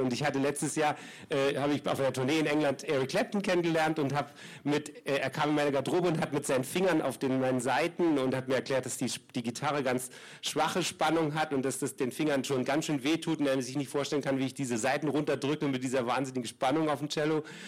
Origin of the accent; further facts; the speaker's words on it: East Germany, Germany; Ich bin da in einer anderen Welt aufgewachsen im Ostdeutschland